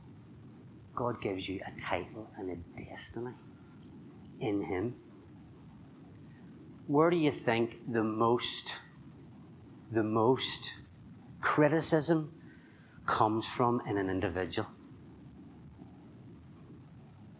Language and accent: English; Northern Ireland, United Kingdom; I'm from Northern Ireland.